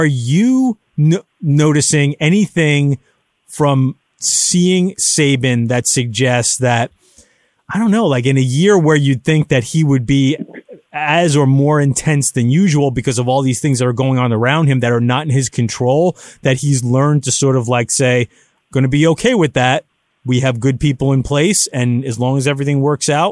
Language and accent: English; New York, United States; I'm from New York